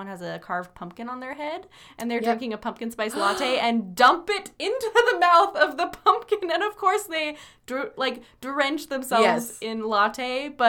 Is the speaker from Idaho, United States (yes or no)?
yes; Idaho, United States; That, and, like, of course, we're from Idaho, so that's, like, a funny thing to hear.